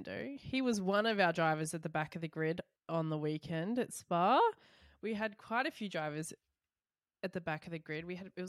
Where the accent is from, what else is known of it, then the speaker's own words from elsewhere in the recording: Australia; sometimes being an Australian fan